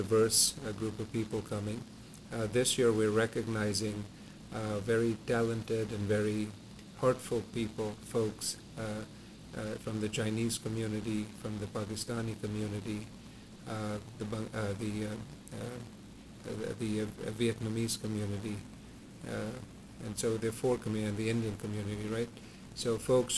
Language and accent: English; Malawi; moved away; I, for once, was born and raised in Africa, in Malawi